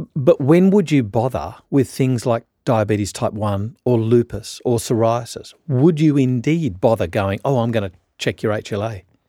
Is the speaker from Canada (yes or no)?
no; Australia; I'm a Australian